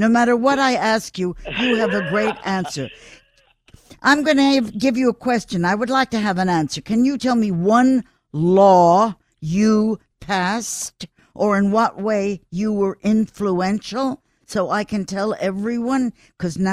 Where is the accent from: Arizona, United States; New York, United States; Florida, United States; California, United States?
New York, United States; New York City; I was born in New York. I was educated in New York. I have always lived in New York